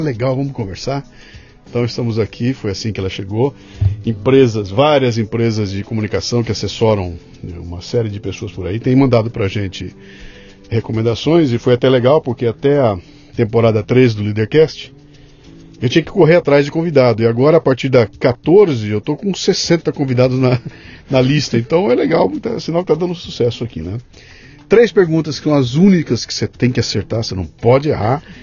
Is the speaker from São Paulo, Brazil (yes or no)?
yes; São Paulo, Brazil; also born or lived in United States; Sou daqui de São Paulo.